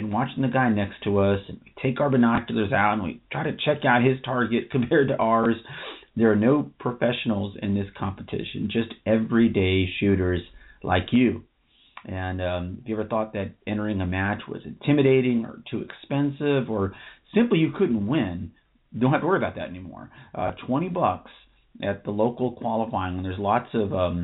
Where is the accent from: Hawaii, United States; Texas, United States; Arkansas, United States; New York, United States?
Texas, United States; Austin; I was born in Austin.